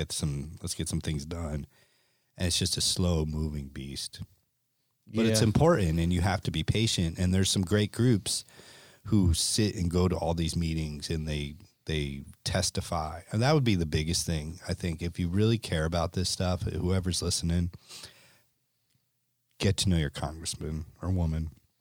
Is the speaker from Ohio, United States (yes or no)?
no; Connecticut, United States; And I grew up in Connecticut, and we saw it with the codfish, with the fluke.